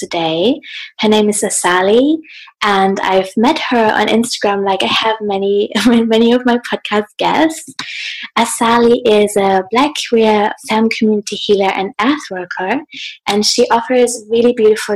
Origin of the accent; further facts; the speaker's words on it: Hamburg, Germany; I'm in Hamburg in my hometown at the moment in Germany.